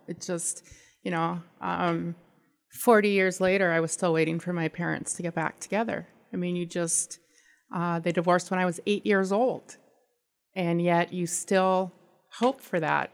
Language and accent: English; California, United States; moved away; I am from California